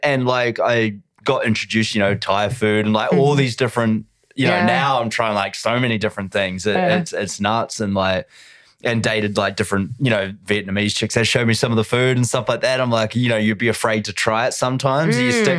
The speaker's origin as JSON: {"language": "English", "country": "New Zealand", "said": "New Zealand. Did you not know that?"}